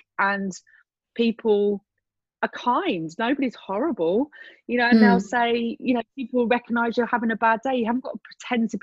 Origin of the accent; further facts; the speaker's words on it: England, United Kingdom; I grew up in England in a small town